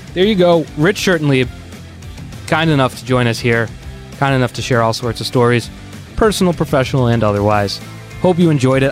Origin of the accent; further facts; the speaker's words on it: Boston, Massachusetts, United States; I'm from Boston